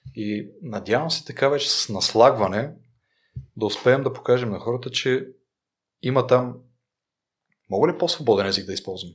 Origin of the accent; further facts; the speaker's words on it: Rhodope Mountains, Bulgaria; съм от Родопите и съм си обикалял по Родопите